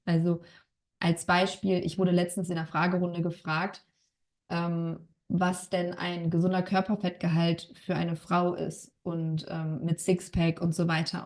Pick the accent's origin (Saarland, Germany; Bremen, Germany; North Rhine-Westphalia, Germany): North Rhine-Westphalia, Germany; Bonn; Ich komme aus Bonn.